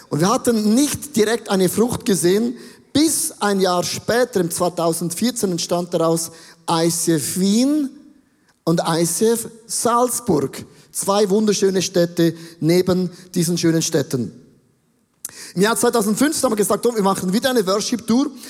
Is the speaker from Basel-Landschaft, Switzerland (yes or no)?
no; Buchs, St. Gallen, Switzerland; Ich bin ja katholisch aufgewachsen und ich bin in der Nähe von Österreich aufgewachsen, in Buchs. Das ist so das Dreieck zwischen Schweiz, Deutschland und Österreich und Liechtenstein.